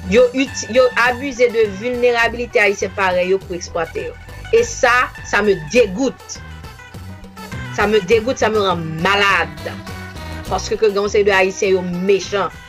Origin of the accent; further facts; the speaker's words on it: Haiti; now in Miami, United States; nou kite Haiti